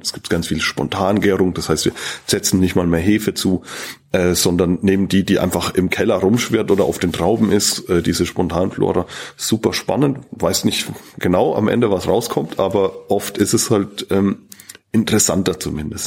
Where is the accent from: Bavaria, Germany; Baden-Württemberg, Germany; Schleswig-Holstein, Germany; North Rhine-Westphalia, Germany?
Bavaria, Germany; bei uns in Bayern